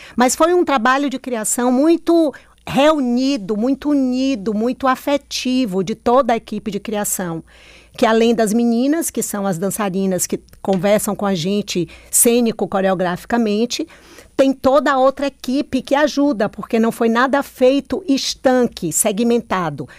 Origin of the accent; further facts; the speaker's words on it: Bahia, Brazil; also born or lived in Petrolina, Pernambuco; now in Salvador, Brazil; eu nasci em Petrolina, Pernambuco, que atravessa a ponte está na Bahia.